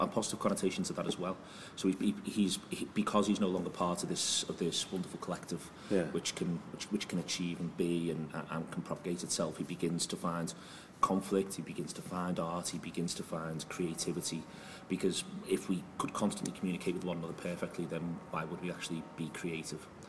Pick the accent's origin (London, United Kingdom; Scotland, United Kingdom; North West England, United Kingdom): North West England, United Kingdom; Liverpool; We're from Liverpool